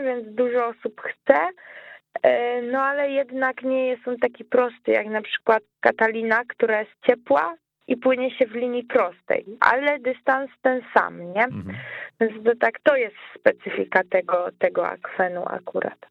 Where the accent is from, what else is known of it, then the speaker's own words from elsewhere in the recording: Łódź, Łódź Voivodeship, Poland; ja jestem z Łodzi